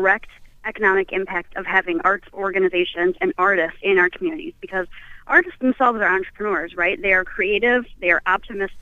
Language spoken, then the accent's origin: English; Lanesboro, Minnesota, United States; I grew up in Lanesboro